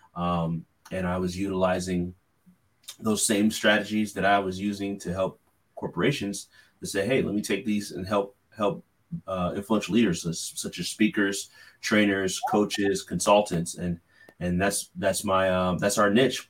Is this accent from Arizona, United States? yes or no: no; California, United States; now in Philadelphia, United States; I'm originally from California